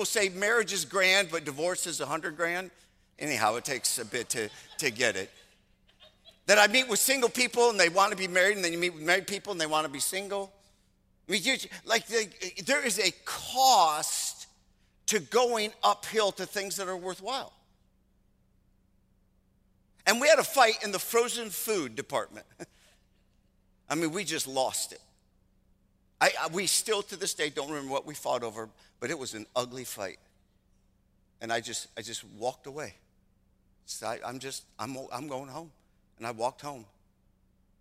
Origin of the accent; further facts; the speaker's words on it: Michigan, United States; moved away; I'm originally from Michigan